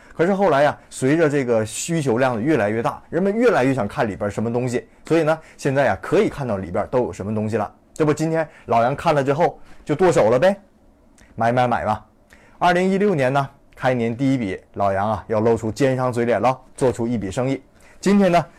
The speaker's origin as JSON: {"language": "Chinese", "country": "China", "said": "我们中国人"}